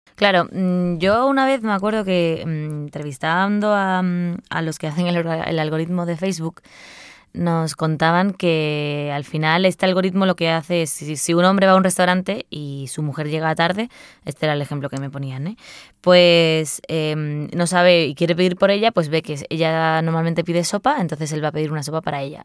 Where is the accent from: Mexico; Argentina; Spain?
Spain; Seville, Andalusia; soy de Sevilla y, y, vamos, me cría con la copla con mi madre y mi abuela a todo volumen en mi casa